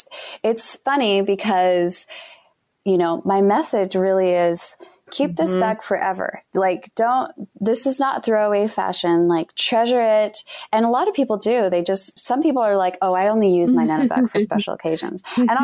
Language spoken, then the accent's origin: English; Utah, United States